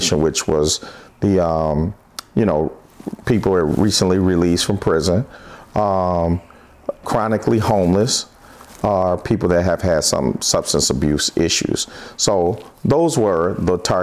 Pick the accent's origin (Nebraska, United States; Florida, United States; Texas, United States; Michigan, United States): Michigan, United States; Detroit; born or raised there; also born or lived in California